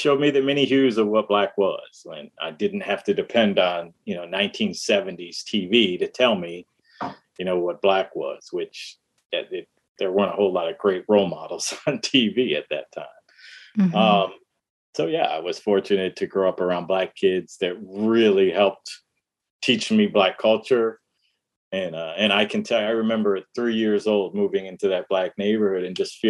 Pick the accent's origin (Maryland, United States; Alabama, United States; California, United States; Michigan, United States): Michigan, United States; Detroit; also born or lived in Dearborn, Michigan; I was born in Detroit. We lived in the suburb of Detroit, Dearborn, Michigan